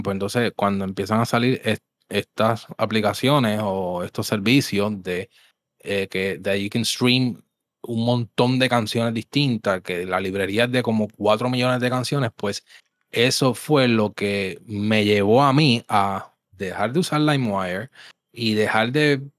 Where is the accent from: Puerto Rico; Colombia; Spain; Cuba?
Puerto Rico; Levittown, Toa Baja; obviamente yo me crié en Levitown y esa área ya, pues, este, pues obviamente accesible, me iba hasta en bicicleta